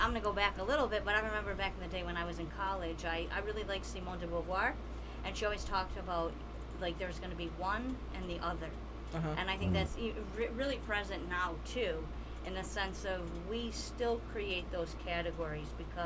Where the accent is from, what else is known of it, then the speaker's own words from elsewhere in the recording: Detroit, Michigan, United States; also born or lived in New York; where I grew up in Southwest Detroit